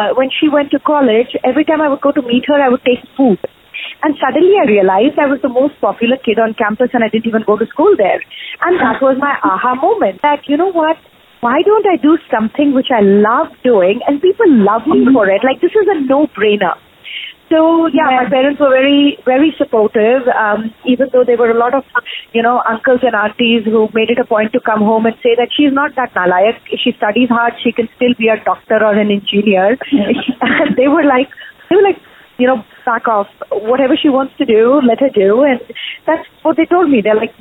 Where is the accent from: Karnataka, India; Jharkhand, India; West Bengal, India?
Jharkhand, India; Ranchi; moved away as an adult; also born or lived in Nashville, United States; now in United States; growing up in Ranchi, you know, Dad worked for Steel Authority of India Limited